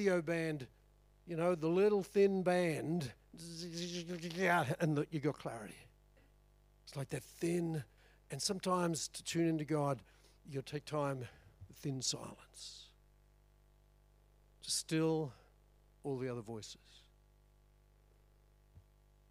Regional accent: Chinchilla, Queensland, Australia; I grew up in Chinchilla, my dad ran an electrical business. We're the first TV in town

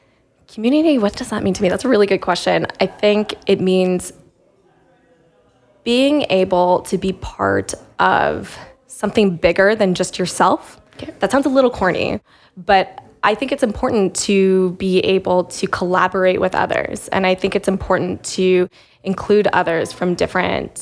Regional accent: Calgary, Alberta, Canada; moved away as an adult; now in London, United Kingdom; I was born and raised in Calgary.

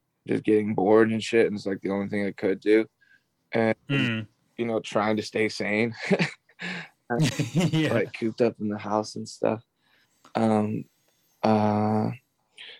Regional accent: Texas, United States; I grew up in Texas

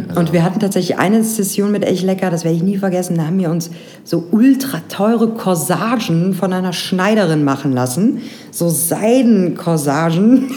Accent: Grevenbroich, North Rhine-Westphalia, Germany; bei uns in Grevenbroich, da komme ich ja gebürtig her

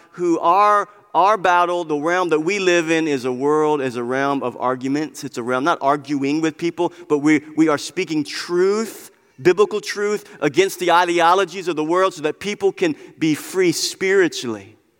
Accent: United States; we are Christians living in America

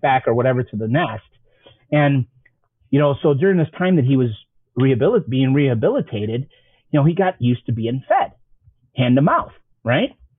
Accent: Chicago, Illinois, United States; I grew up on the South Side

